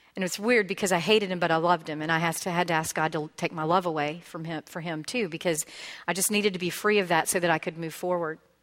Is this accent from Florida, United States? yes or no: yes; Pensacola, Florida, United States; I was born and raised in Pensacola